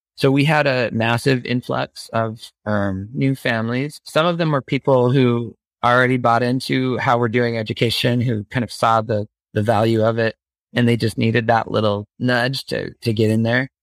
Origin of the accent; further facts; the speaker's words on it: Phoenix, Arizona, United States; growing up in the Phoenix suburbs